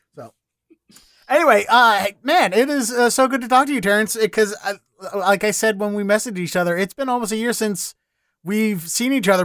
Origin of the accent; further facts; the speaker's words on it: Baltimore, Maryland, United States; now in Austin, United States; I'm from Baltimore originally.